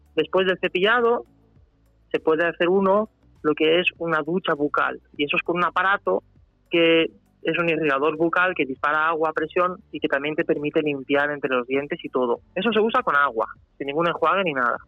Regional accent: Spain; also born or lived in Germany; yo nací allí, pero vine aquí con casi cuatro años. Mi padre es español y yo tengo nacionalidad española. Y entonces yo me considero español

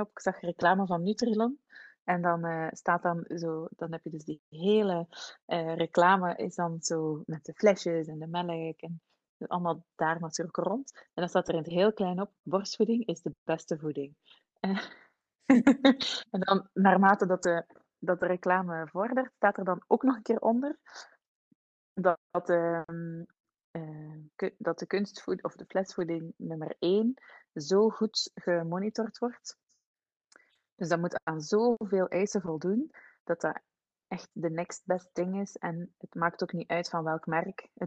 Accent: Switzerland; born there; Zij heeft met mij en mijn broer, wij zijn in Zwitserland geboren.

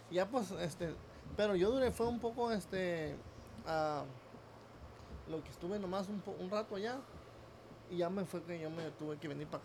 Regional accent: Rosa Morada, Nayarit, Mexico; pero en realidad yo soy de ahí de Rosa Morada, Nayarit se llama

